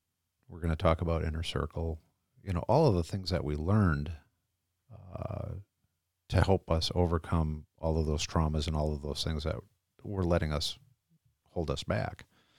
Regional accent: Groton, Connecticut, United States; born there; also born or lived in Norfolk, United States / Kings Bay, United States / Manitowoc, United States; now in Wisconsin, United States; I was born in Groton, Connecticut, on the naval base, the submarine base. So that's my origin.

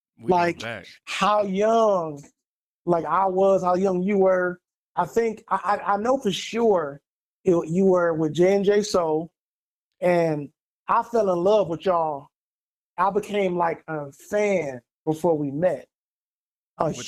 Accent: Pontiac, Michigan, United States; moved away as an adult; also born or lived in Grand Rapids, Michigan; now in Arizona, United States; my father, Bishop Roser Rutley, moved us to Pontiac, man. I was about 7

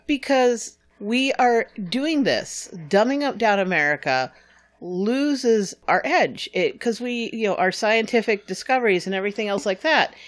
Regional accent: New Hampshire, United States; now in Texas, United States

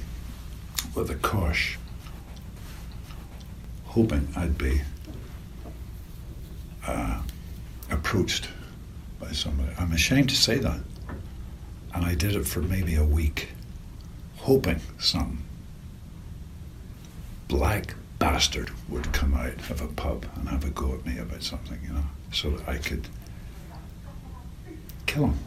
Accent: Northern Ireland, United Kingdom; I grew up in Northern Ireland in the Troubles

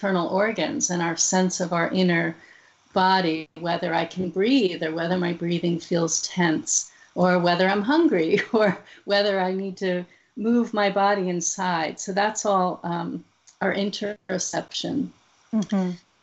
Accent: New Jersey, United States; I grew up in New Jersey

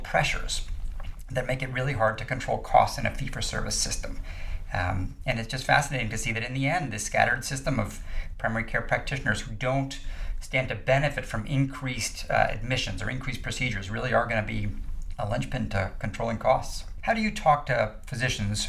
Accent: Boston, Massachusetts, United States; I'm from the Boston area

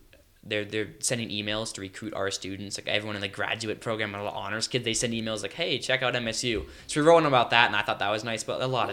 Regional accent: Bozeman, Montana, United States; I grew up around Bozeman

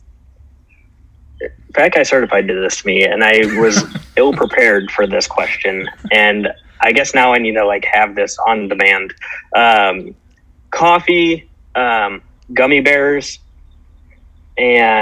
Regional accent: Cleveland, Ohio, United States; now in Kansas City, United States; I'm visiting where I grew up in Cleveland. It's not in Cleveland, but I live in Kansas City

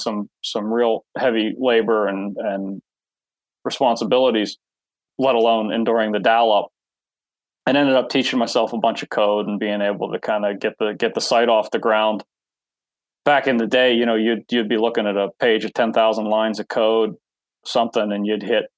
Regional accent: Pittsburgh, Pennsylvania, United States; moved away; I grew up in Pennsylvania. I grew up near Pittsburgh, outside of Pittsburgh.

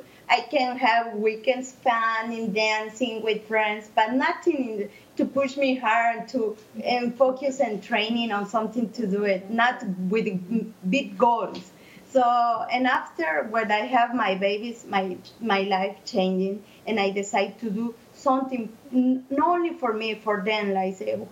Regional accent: Mexico; English is a second language; moved away as an adult; now in Chicago, United States; I'm from Mexico. I moved to here since 1999.

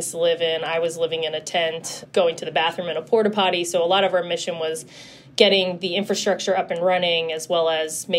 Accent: Philadelphia, Pennsylvania, United States; I'm born and raised in Philly

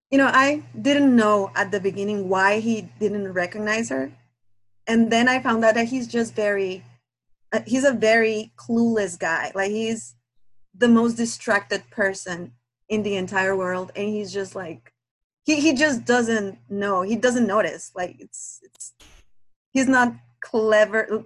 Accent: Guatemala; English is a second language; now in Minnesota, United States; English is not my first language. I'm from Guatemala

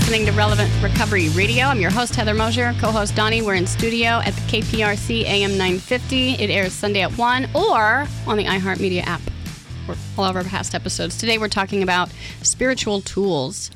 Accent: Oklahoma, United States; moved away; I grew up in Oklahoma

